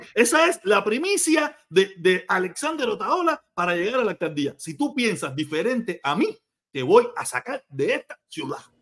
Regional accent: Cuba; now in United States; mi país natal

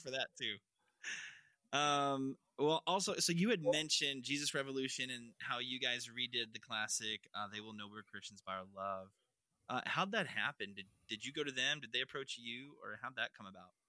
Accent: Louisville, Kentucky, United States; we grew up in Louisville

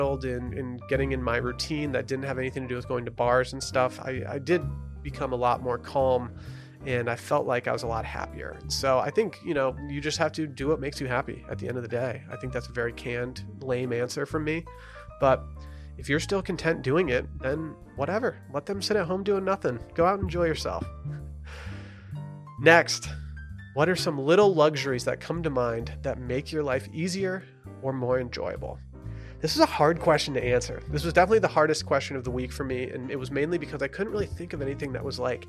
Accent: Petoskey, Michigan, United States; moved away as an adult; now in Austin, United States; American Spoon is a company from my hometown

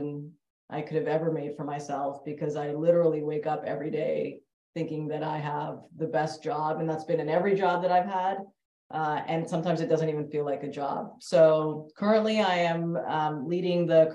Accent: Canada; moved away as an adult; now in Bay Area, United States; am Canadian born Indian female and have been in sport my entire life and grew up in Canada

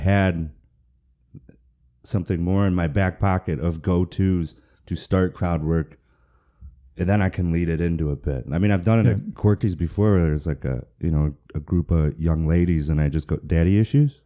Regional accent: Michigan, United States; now in Texas, United States; I said, Michigan.

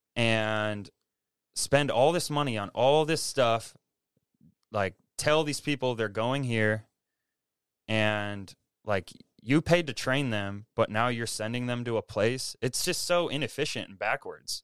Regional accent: Milwaukee, Wisconsin, United States; moved away as an adult; now in Seattle, United States; I grew up in, around Milwaukee, Wisconsin

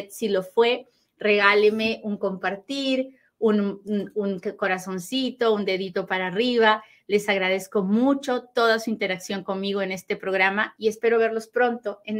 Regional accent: Costa Rica; now in United States; Hola, soy de Costa Rica, saludos, muchas gracias, muchas gracias.

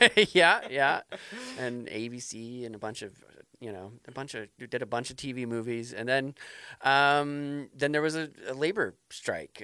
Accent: Denver, Colorado, United States; now in New Hampshire, United States; I grew up in Denver

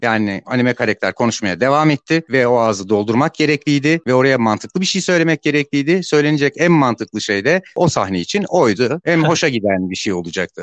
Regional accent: Istanbul, Turkey; 1972'de İstanbul'da doğdum.

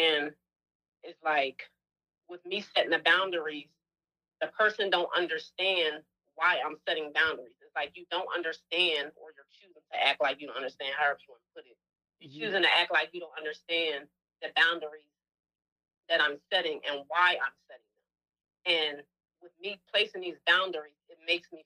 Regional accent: New Jersey, United States; now in Atlanta, United States; I'm originally from New Jersey, but I've been in Atlanta for 10 years.

